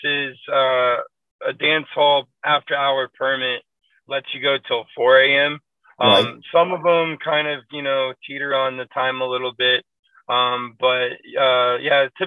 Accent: Waco, Texas, United States; now in Dallas, United States; I'm originally from Waco, Texas

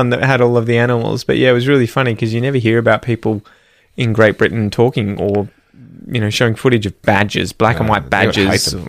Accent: Australia; Growing up in Australia

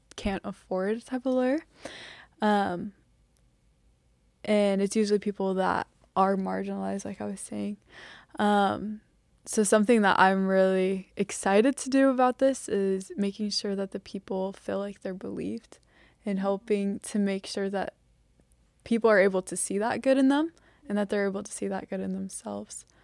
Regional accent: North Carolina, United States; So I'm from North Carolina

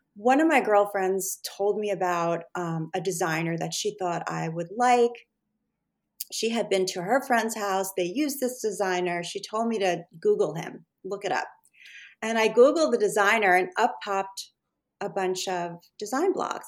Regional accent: Rockland County, New York, United States; I grew up pretty much in this area on the other side of the Hudson River in Rockland County. So I've always sort of been in the tri state New York area my entire life.

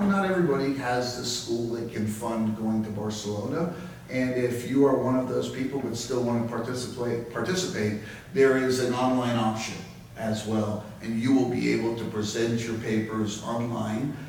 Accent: Jamaica; moved away; I was born and raised in Jamaica

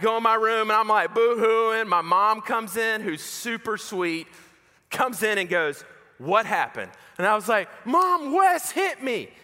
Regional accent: Macon, Georgia, United States; I grew up in Macon, Georgia

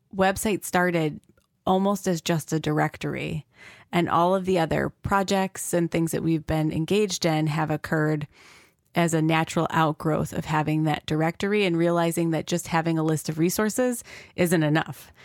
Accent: Rochester, New York, United States; I was from Rochester and didn't know anything about the local resources

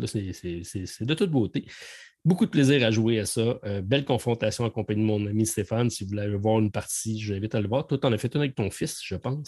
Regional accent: Quebec, Canada; on est québécois

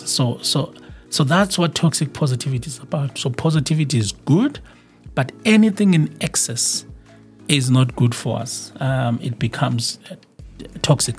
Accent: South Africa; in my home country, South Africa

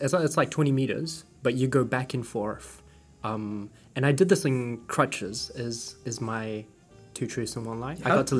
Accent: New Zealand; I was born in New Zealand.

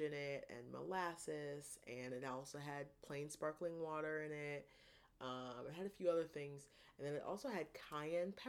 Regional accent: Ohio, United States; I'm from Ohio, so I say pop

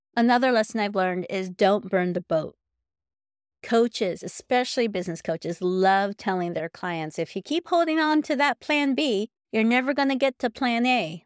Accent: United States; I'm Filipino American

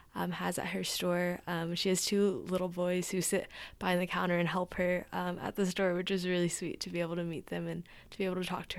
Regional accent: Mustang, Oklahoma, United States; moved away as an adult; now in Tulsa, United States; I'm originally from Mustang, Oklahoma, but come up here in Tulsa for school.

